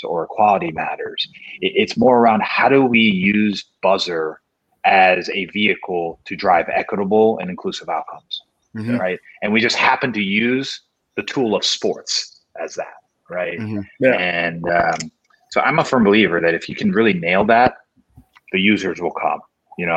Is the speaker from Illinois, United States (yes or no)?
yes; Chicago, Illinois, United States; also born or lived in Korea; I grew up in Chicago